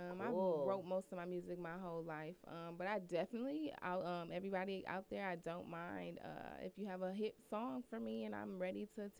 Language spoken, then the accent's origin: English; Pontiac, Michigan, United States; moved away as an adult; I'm from Pontiac, Michigan, all the way from up there.